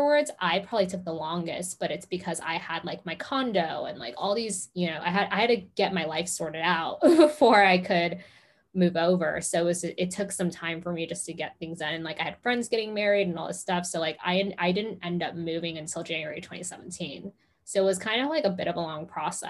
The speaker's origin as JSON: {"language": "English", "town": "Los Angeles", "region": "California", "country": "United States", "tie": "born or raised there", "also_born_or_lived": "Arizona", "moved": "as an adult", "lives_now": "London, United Kingdom", "said": "I was born and raised in Los Angeles"}